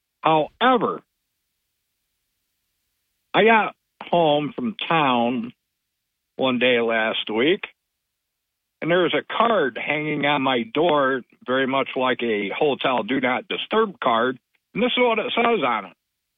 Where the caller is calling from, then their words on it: Barton, New York, United States; This is … from Barton.